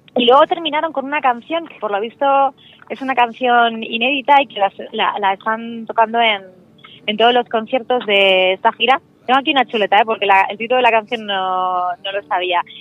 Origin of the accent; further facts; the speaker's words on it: Pedro Bernardo, Castile and León, Spain; moved away; vivía en Pedro Bernardo, en mi pueblo de Ávila